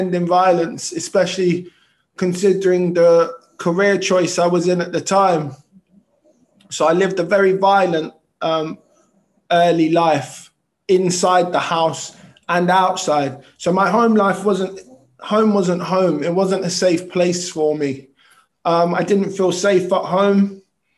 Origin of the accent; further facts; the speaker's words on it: London, United Kingdom; I was born in South London Hospital in Clapham, which is closed now, and raised in Tooting